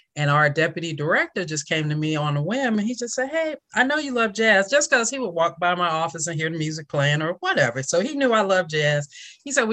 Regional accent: New Jersey, United States; now in Georgia, United States; I'm from New Jersey, but ended up in Georgia

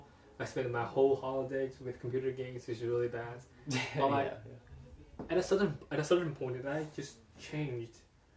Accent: China; moved away as an adult; now in Canada; back in my hometown, China.

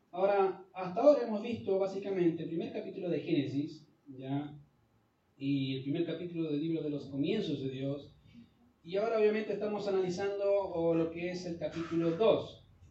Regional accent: Chile; nosotros somos chilenos

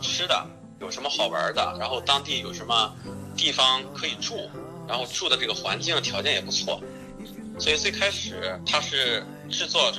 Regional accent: China; 中餐，我觉得这个可能是跟西方人和我们中国人的做事情的这种思维，它也不是太一样吧。

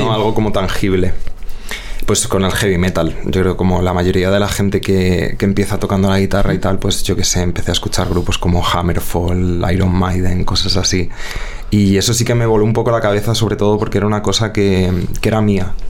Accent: Madrid, Community of Madrid, Spain; also born or lived in Rivas-Vaciamadrid; yo nací en Vallecas, eh, vamos, y crecí en Vallecas

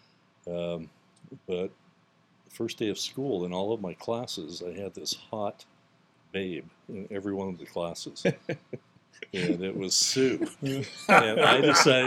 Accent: United States; I've lived up in the Cove since I was four

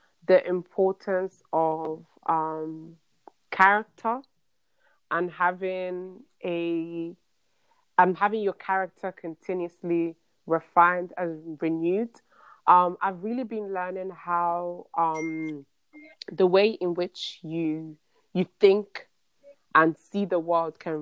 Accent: United States; as an American

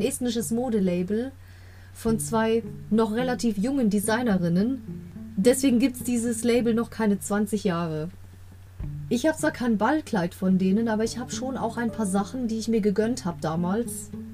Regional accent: Germany; Ich bin in Deutschland groß geworden, aber der griechische Teil der Familie ist schon relativ abergläubisch

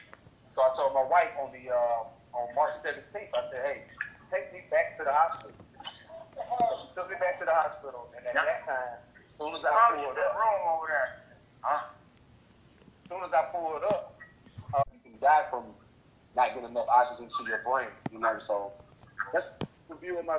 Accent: Atlanta, Georgia, United States; I'm from Atlanta, Georgia

